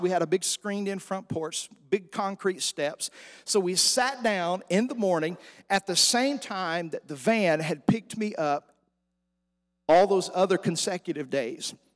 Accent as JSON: {"language": "English", "town": "Stamps", "region": "Arkansas", "country": "United States", "tie": "born or raised there", "also_born_or_lived": "Los Angeles, California", "moved": "as an adult", "lives_now": "Woodward, United States"}